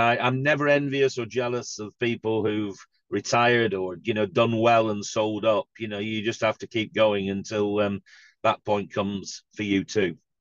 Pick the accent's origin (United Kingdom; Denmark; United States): United Kingdom; Blackburn, North West England; I'm from Blackburn myself